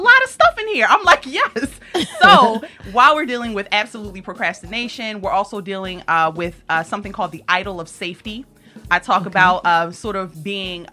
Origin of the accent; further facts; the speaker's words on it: Baltimore, Maryland, United States; now in Philadelphia, United States; I grew up in Baltimore, Maryland. So that's where I'm originally from, B. Moore